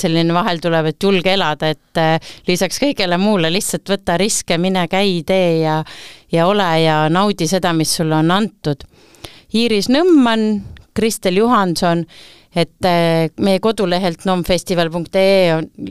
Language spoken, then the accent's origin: Estonian; Tallinn, Harju County, Estonia; moved away as an adult; now in Saaremaa, Estonia; tegelikult olen põline Tallinna tüdruk, viimased eh, üheksa aastat olen elanud Saaremaal